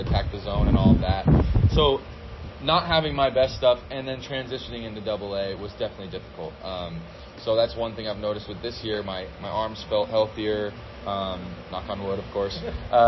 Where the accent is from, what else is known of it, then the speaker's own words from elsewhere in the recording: Murray, Utah, United States; my hometown called Murray